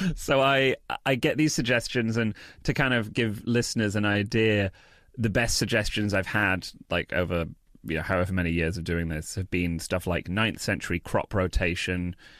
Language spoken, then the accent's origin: English; United Kingdom; accent: British; moved away